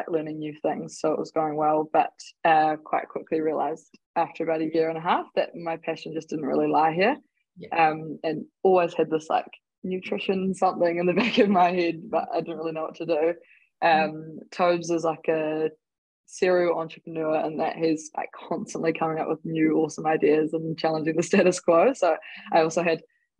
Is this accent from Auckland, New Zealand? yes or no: yes; Warkworth, Auckland, New Zealand; moved away as an adult; also born or lived in Dunedin; now in Christchurch, New Zealand; I hail originally from Warkworth, which is just north of Auckland. Sort of grew up rurally with my family.